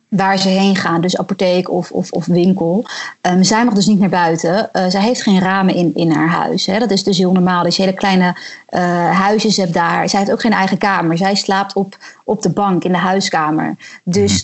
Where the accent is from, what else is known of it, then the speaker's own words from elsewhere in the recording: Netherlands; moved away as an adult; now in Morocco; als Nederlanders